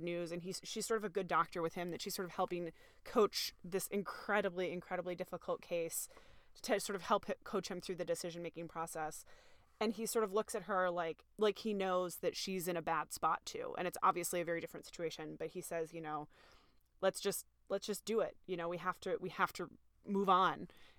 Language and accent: English; Midwest, United States; I grew up in the Midwest, so this is, like, I have been turkey hunting on Thanksgiving